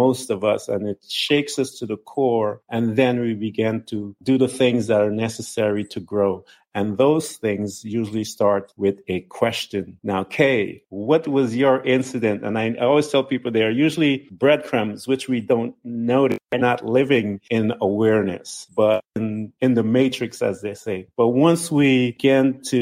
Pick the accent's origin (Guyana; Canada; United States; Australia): Guyana; I'm from British Guiana